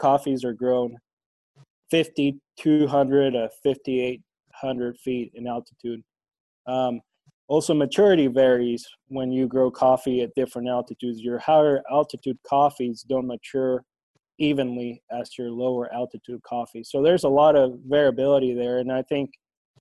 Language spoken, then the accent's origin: English; Honduras; moved away as an adult; now in Ulysses, United States; I grew up in Honduras, and after I got done with high school, I had the opportunity to go to Kansas State University